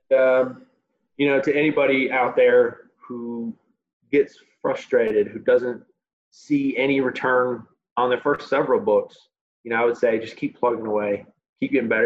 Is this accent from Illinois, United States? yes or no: yes; Chicago, Illinois, United States; moved away; my hometown of Chicago